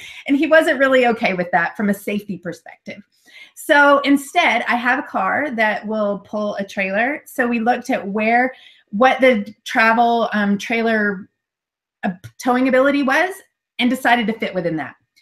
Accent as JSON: {"language": "English", "country": "United States", "moved": "yes", "said": "my home country"}